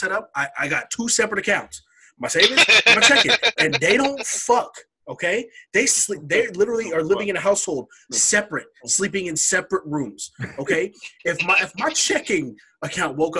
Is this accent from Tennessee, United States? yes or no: no; Oregon, United States; I come from Oregon